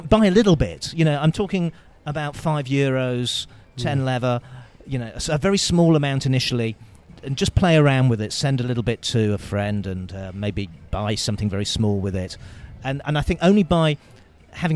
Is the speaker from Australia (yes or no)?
no; United Kingdom; now in Bulgaria; I'm British